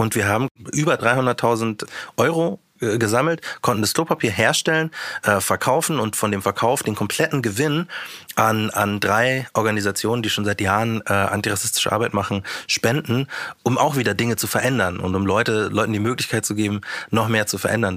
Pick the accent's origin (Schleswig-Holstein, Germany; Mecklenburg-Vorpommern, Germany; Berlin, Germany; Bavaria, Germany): Bavaria, Germany; Munich; ich bin ja Münchner